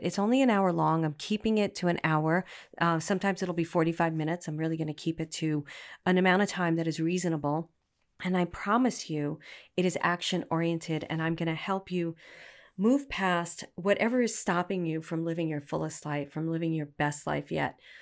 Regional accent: New York City, New York, United States; moved away; also born or lived in Manhattan / Poughkeepsie / Los Angeles; I'm a girl from Brooklyn.

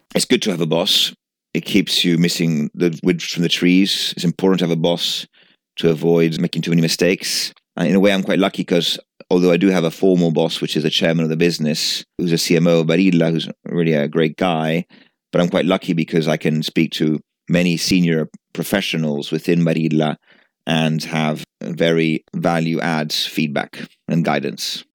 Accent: Genoa, Liguria, Italy; moved away as an adult; now in United Kingdom; I was born in Genova, and I lived in Genova till I was nineteen.

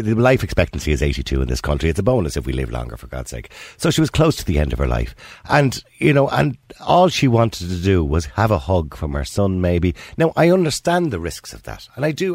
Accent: Ireland; as Irish people

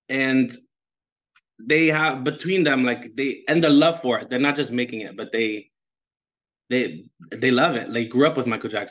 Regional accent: Dominican Republic; accent: Dominican; Spanish is a second language; Tengo acento dominicano, no sé por qué, porque todos mis, todo, ah, de mis, amigas y mi mamá son dominicanos.

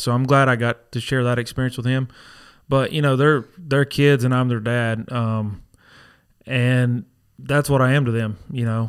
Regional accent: Dysartsville, North Carolina, United States; Born and raised in Dizarsville

